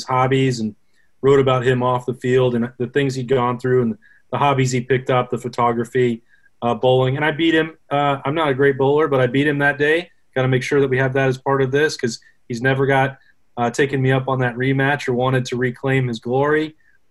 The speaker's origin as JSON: {"language": "English", "town": "Casper", "region": "Wyoming", "country": "United States", "tie": "born or raised there", "moved": "yes", "said": "My hometown is Casper"}